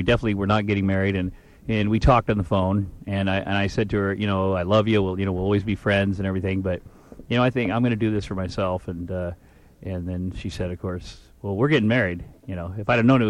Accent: Iowa, United States; moved away as an adult; also born or lived in Minneapolis; now in Los Angeles, United States; I grew up in Iowa

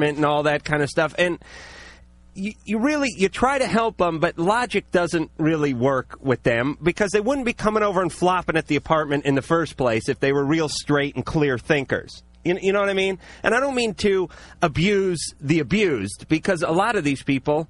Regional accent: the Valley, California, United States; I grew up in the Valley

